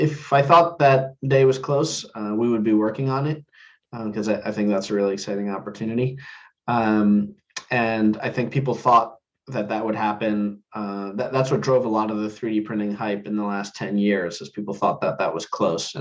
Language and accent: English; New Jersey, United States; I grew up in New Jersey